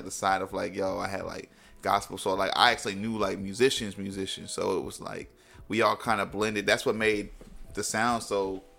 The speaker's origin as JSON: {"language": "English", "region": "Florida", "country": "United States", "said": "and I'm from Florida, like, you got to be hard."}